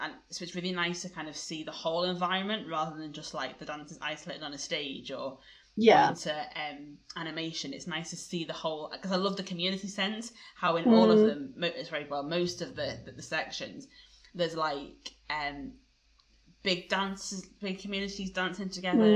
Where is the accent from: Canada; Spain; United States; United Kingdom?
United Kingdom; England; as an English person